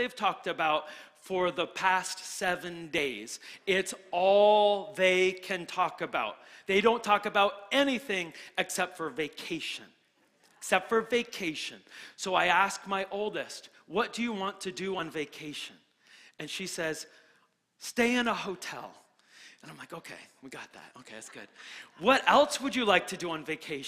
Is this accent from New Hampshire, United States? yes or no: yes; New Hampshire, United States; now in Florida, United States; I'm from New Hampshire.